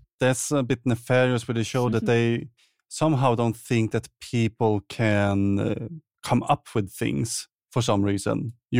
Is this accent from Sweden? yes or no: yes; Sweden; the colder countries, my home country, and of course Norway and Denmark